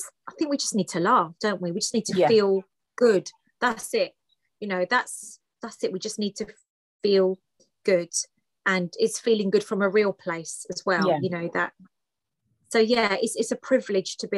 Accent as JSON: {"language": "English", "country": "United Kingdom", "tie": "born or raised there", "second_language": "English", "said": "So my parents came to the UK, then I was born, but I didn't speak any English when I went to school"}